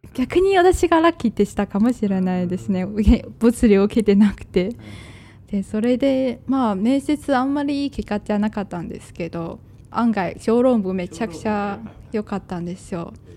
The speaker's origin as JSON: {"language": "Japanese", "country": "China", "second_language": "Japanese", "moved": "yes", "lives_now": "Japan", "said": "「出身はどこですか?」って聞かれると「中国です」って言って"}